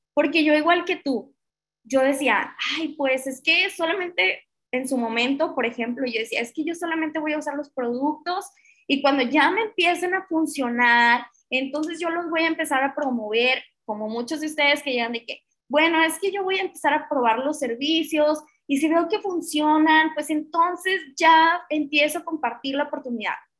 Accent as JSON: {"language": "Spanish", "country": "Mexico", "said": "somos una sociedad latina, que somos una sociedad mexicana"}